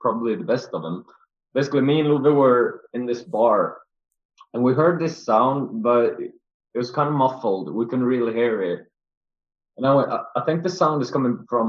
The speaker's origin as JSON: {"language": "English", "country": "Sweden", "said": "we're from Sweden"}